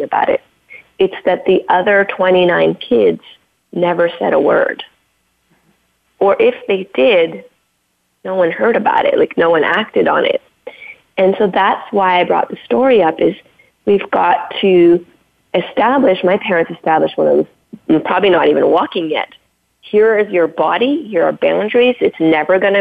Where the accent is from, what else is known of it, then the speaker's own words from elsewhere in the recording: Canada; I was brought up on First Nation reservations in Canada.